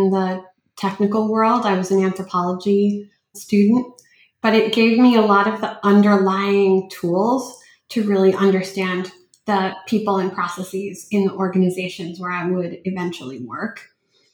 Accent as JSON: {"language": "English", "town": "Los Angeles", "region": "California", "country": "United States", "tie": "born or raised there", "also_born_or_lived": "Ukraine", "said": "I grew up"}